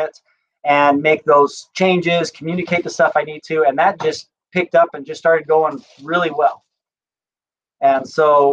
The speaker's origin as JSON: {"language": "English", "town": "Scottsdale", "region": "Arizona", "country": "United States", "tie": "born or raised there", "said": "I grew up in Scottsdale, Arizona, and saw construction coming up around me all the time"}